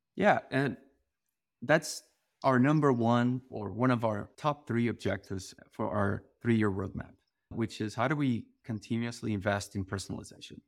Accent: Portugal; moved away; I grew up in this very small town in Portugal

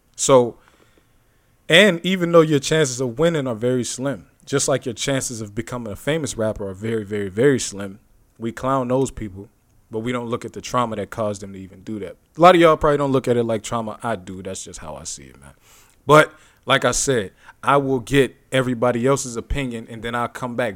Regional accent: Youngstown, Ohio, United States; my hometown, Youngstown

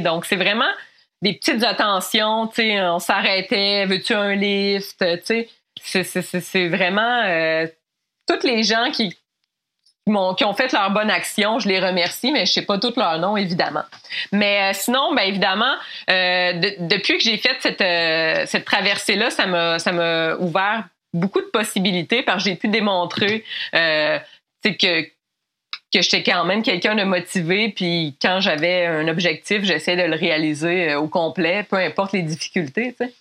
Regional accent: Mont-Laurier, Quebec, Canada; je viens de, de Mont-Laurier

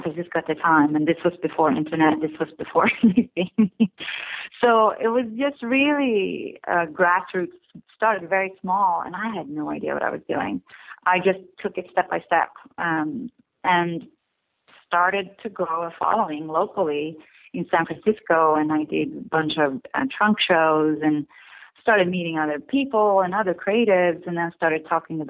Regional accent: Stockholm, Stockholm County, Sweden; moved away as an adult; also born or lived in California; now in Brooklyn, United States; I grew up in Stockholm, Sweden

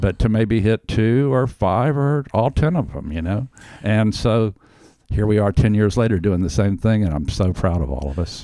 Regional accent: Houston, Texas, United States; now in Austin, United States; when I was a kid growing up in Houston

